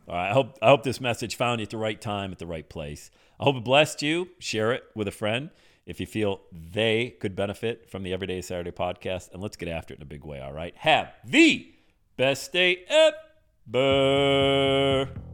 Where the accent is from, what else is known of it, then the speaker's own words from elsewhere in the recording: Bradford, Pennsylvania, United States; moved away as an adult; also born or lived in West Palm Beach, Florida; I'm in Bradford, P A, my hometown